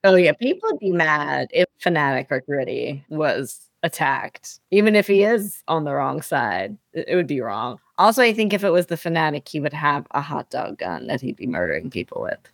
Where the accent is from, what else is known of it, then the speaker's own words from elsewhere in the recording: Philadelphia, Pennsylvania, United States; I'm from Philly